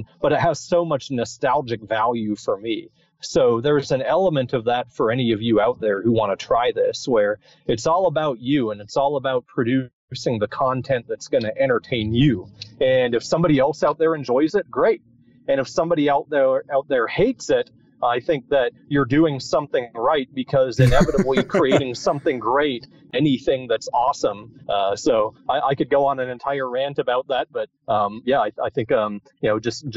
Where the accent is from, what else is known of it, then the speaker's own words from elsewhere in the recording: the South, United States; I grew up in the South, where we see ice once every 5 years.